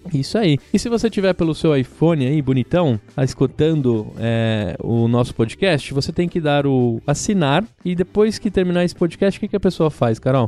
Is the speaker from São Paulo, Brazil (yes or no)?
yes; São Paulo, Brazil; a gente é de São Paulo, a gente fala bolacha